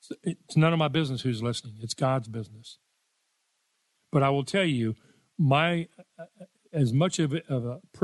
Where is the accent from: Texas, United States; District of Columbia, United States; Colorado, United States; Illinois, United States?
Texas, United States; Richardson; I grew up in Richardson, Texas.